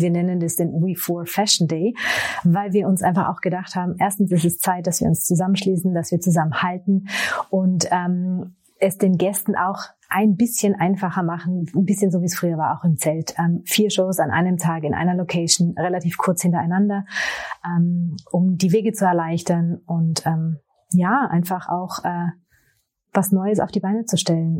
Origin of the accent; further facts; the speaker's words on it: Austria; also born or lived in Tyrol; ich bin Österreicherin, lebe im äh, schönen Tirol in den Bergen